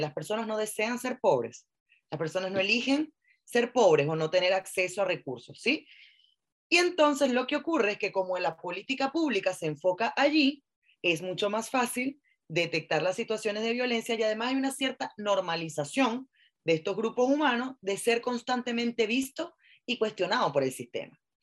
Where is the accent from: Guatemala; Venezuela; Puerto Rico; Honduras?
Venezuela; now in Chile; yo soy venezolana, estoy en Chile